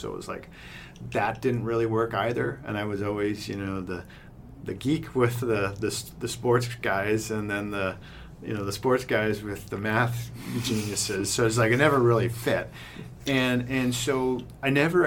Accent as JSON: {"language": "English", "town": "Brantford", "region": "Ontario", "country": "Canada", "tie": "born or raised there", "said": "I grew up in Brantford, just down the way"}